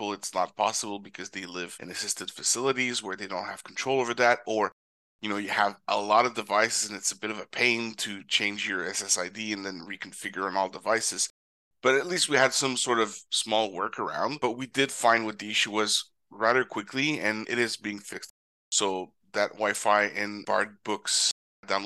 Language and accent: English; Canada; my home country of Canada